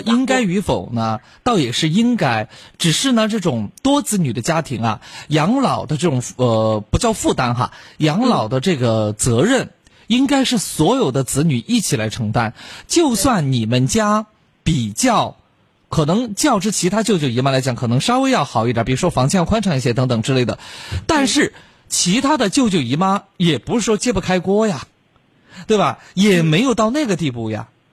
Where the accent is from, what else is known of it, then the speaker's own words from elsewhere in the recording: Chongqing, China; accent: Chongqing dialect; 咱们重庆话说的瓢儿白